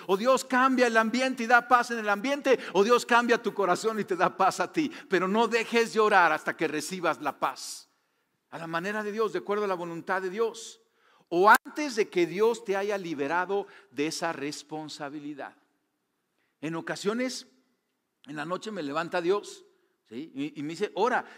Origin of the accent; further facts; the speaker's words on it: Mexico; tú y yo somos mexicanos